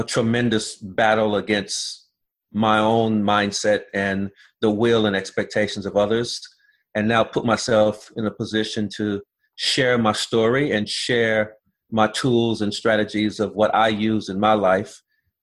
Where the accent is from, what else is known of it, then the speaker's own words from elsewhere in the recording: Los Angeles, California, United States; I grew up in South Central Los Angeles